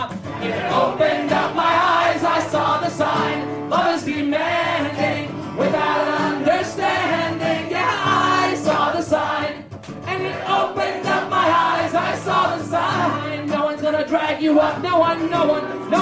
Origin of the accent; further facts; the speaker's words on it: Southern California, United States; we're from Southern California